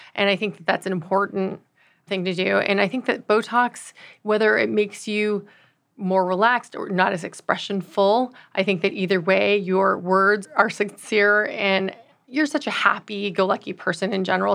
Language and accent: English; Los Angeles, California, United States; also born or lived in Austin, Texas; I'm originally from Los Angeles, California